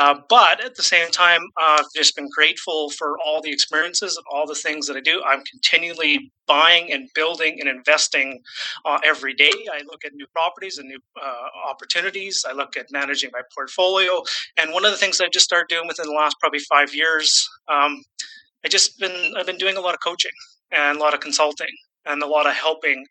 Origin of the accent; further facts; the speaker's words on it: Saskatchewan, Canada; also born or lived in British Columbia; now in Vancouver, Canada; I'm born and raised in Saskatchewan. I do live in British Columbia, just outside of Vancouver at the moment